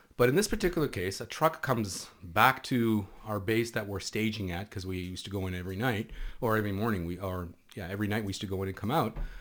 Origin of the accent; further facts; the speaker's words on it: near the Lebanese border, Northern District, Israel; first language Hebrew; English is a second language; moved away as an adult; also born or lived in Canada; now in Toronto, Canada; where I grew up was right on the Lebanese border, literally three hundred meters from the Lebanese border.